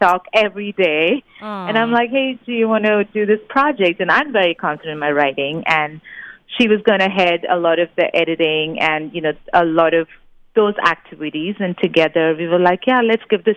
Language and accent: English; India; now in United States; I'm from India